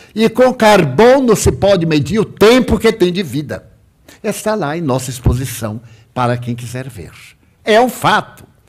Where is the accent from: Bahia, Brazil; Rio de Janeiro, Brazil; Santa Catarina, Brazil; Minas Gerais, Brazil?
Bahia, Brazil; Salvador; eu pedi para voltar a Salvador, a minha cidade natal